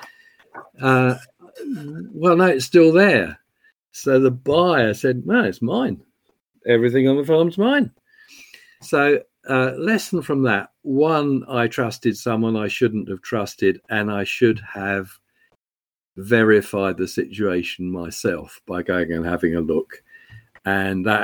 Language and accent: English; England, United Kingdom; also born or lived in London; now in Scotland, United Kingdom; I'm an Englishman